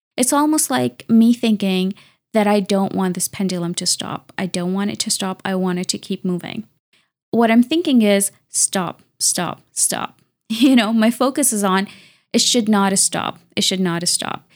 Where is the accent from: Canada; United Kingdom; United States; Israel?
Canada; I'm a Canadian engineer and researcher